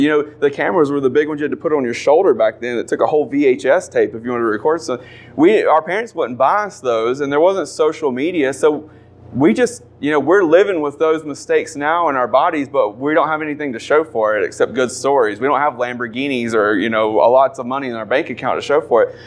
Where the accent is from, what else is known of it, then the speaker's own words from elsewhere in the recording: North Carolina, United States; We're from North Carolina. If you couldn't tell by our accent, you know it's a little off.